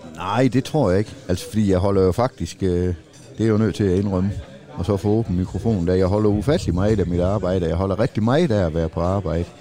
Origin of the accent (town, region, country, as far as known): Denmark